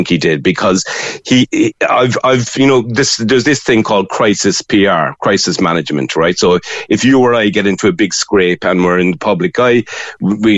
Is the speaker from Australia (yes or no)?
no; Cork, Munster, Ireland; I was from Cork